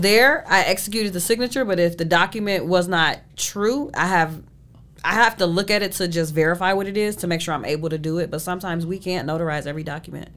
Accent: Shaker Heights, Ohio, United States; born or raised there; moved away as an adult; now in Arizona, United States

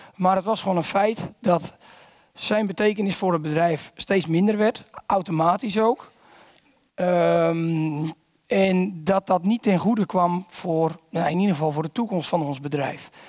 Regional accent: Volendam, North Holland, Netherlands; ik kom uit Volendam

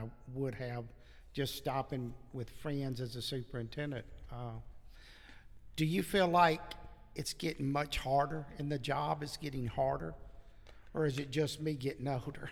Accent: Franklin, Tennessee, United States; also born or lived in Murfreesboro; I grew up in Middle Tennessee. So I grew up in Franklin

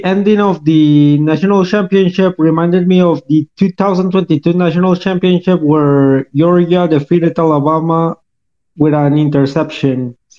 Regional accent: Costa Rica; accent: very thick accent; English is a second language; Sorry for my very thick accent. It's because I'm from Costa Rica, I guess

